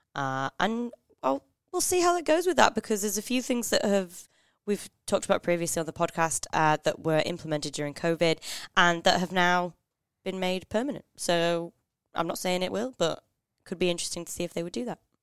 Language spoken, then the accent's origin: English; Northern England, United Kingdom; I'm from Northern England